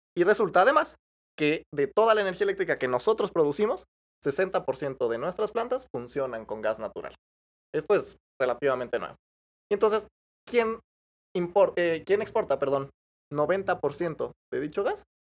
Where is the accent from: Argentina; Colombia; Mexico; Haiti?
Mexico; a, mí como, mexicano